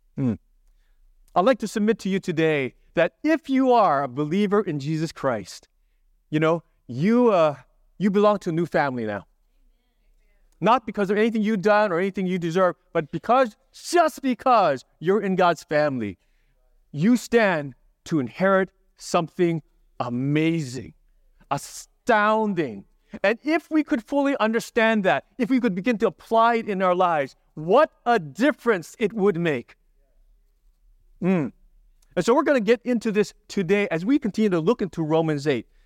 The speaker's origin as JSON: {"language": "English", "region": "Hawaii", "country": "United States", "tie": "born or raised there", "moved": "yes", "said": "I grew up in Hawaii"}